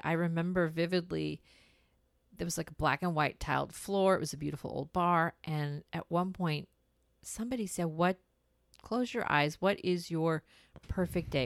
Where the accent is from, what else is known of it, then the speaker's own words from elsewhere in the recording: India; moved away; We're from India